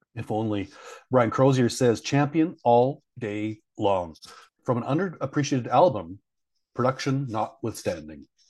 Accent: Canada; I'm from Canada

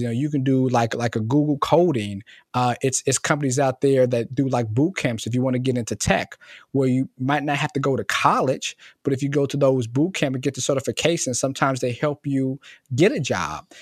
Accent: Cincinnati, Ohio, United States; I'm born and raised in Cincinnati, um, so I'm from Cincinnati originally

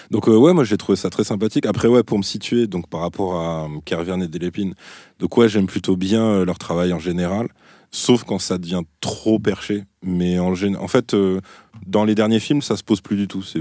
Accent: Brittany, France; Ouais, parce que je suis breton, ma, grand-mère a inventé la galette saucisse.

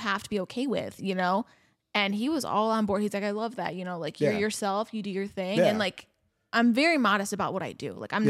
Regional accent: Scottsdale, Arizona, United States; also born or lived in Michigan; Like I was born in Michigan. I grew up in Scottsdale. Like I was there for about 12 years, grew up there.

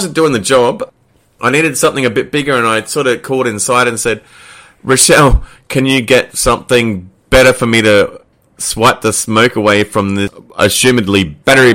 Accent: Queensland, Australia; we were both people who traditionally lived in Queensland

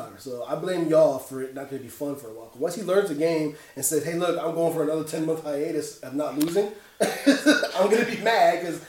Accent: Bahamas; I'm West Indian.

